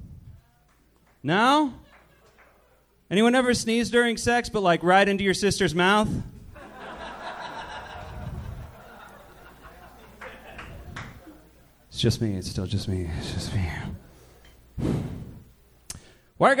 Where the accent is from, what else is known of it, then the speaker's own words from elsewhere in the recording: Manhattan Beach, California, United States; now in Long Beach, United States; I'm originally from Manhattan Beach, actually.